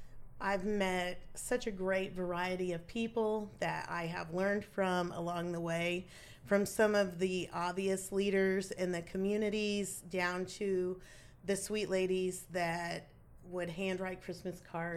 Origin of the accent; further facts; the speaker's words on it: Bond County, Illinois, United States; I grew up in Bond County with my family. I've lived here my entire